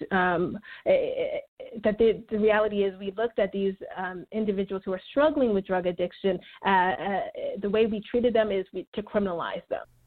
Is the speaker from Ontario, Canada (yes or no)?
yes; Toronto, Ontario, Canada; moved away as an adult; also born or lived in St. Louis, United States / Michigan, United States; now in United States; I am from Toronto. I am a Canadian citizen, but I've uh, been living in the United States now for about 18 years.